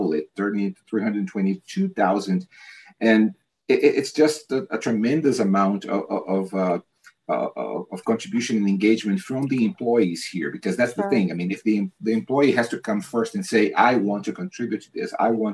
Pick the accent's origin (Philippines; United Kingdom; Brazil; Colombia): Brazil; moved away; I'm originally from Brazil